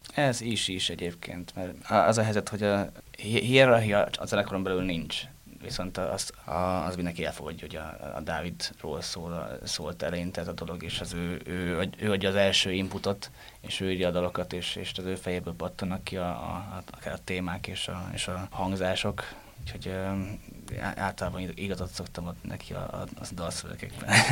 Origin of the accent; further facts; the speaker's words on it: Győr, Győr-Moson-Sopron, Hungary; moved away as an adult; also born or lived in Pécs; én győri születésű vagyok, de Pécsre mentem egyetemre